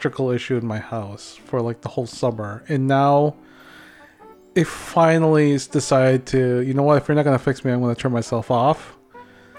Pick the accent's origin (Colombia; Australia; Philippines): Philippines; accent: Filipino; moved away; my Filipino accent